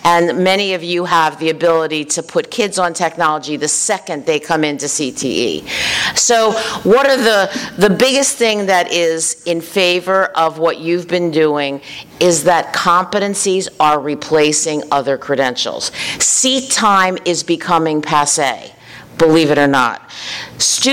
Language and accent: English; Philadelphia, Pennsylvania, United States; moved away as an adult; also born or lived in Washington, D.C. / New Jersey; I was from Philadelphia